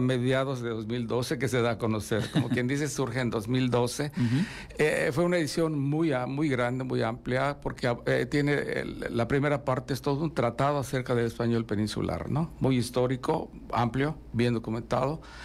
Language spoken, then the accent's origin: Spanish; Yucatán, Mexico; somos eh, los yucatecos